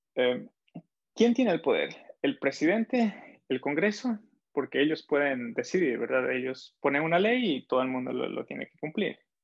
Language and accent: Spanish; Ecuador; soy de Ecuador